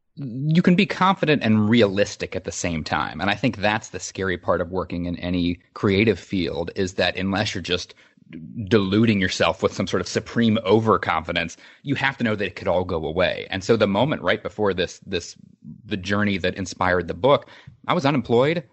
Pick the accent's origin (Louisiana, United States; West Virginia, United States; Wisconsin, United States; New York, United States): West Virginia, United States; Charleston; I grew up in Charleston, West Virginia